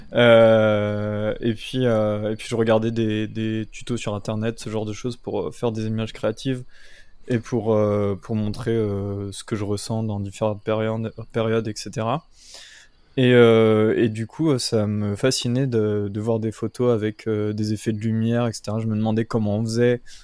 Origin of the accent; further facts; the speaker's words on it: Brittany, France; moved away as an adult; now in Gargenville, France; de base je suis breton, je suis pas du tout de cette région là